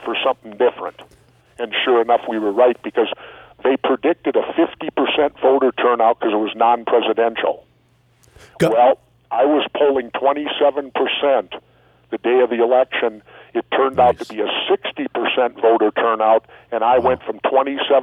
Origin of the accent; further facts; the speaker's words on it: Minneapolis, Minnesota, United States; in Minneapolis, I grew up on 32nd Street and 46th Avenue.